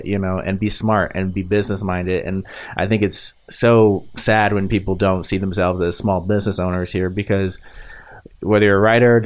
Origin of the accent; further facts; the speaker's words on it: Hayti, Missouri, United States; also born or lived in Springfield, Missouri; I say Springfield, Missouri, but I'm really from Hayti, Missouri, the boot heel.